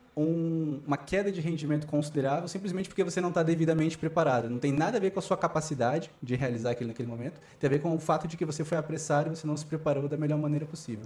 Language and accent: Portuguese; Brazil; moved away as an adult; now in Beijing, China; sou brasileiro.